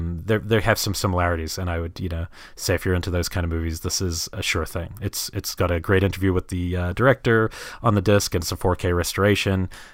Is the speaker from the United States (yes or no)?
no; New Zealand; and even where I grew up largely in New Zealand